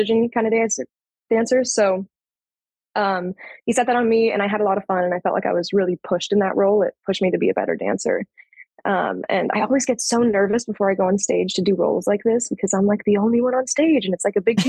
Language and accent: English; Orange County, California, United States; moved away as an adult; now in San Diego, United States; San Diego is where I live now. I'm originally from Orange County